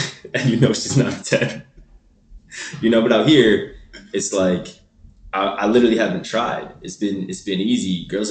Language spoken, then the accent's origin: English; Toronto, Ontario, Canada; moved away as an adult; now in Calgary, Canada; I am from Toronto.